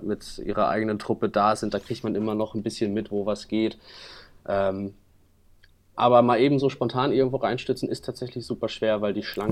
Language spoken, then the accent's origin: German; Hamburg, Germany; auf der Reeperbahn bei uns in Hamburg